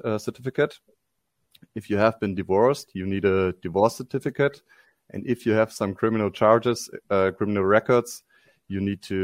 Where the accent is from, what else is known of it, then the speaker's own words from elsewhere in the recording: Germany; moved away as an adult; now in Paraguay; I'm originally from Germany, but I went on to move to Paraguay around 1 year ago